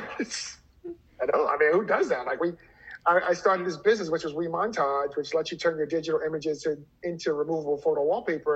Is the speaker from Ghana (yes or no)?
no; New York City, New York, United States; I grew up in Brooklyn, Flatbush